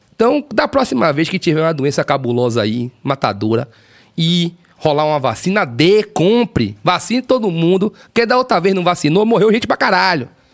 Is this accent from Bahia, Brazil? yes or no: yes; Salvador, Bahia, Brazil; Nascido e criado na Cidade Baixa